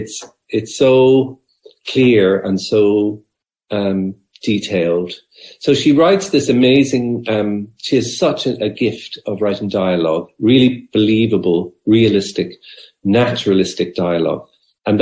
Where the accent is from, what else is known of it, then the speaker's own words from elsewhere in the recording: Dungarvan, Munster, Ireland; when I was a young fella growing up in Abbeyside, Dungarvan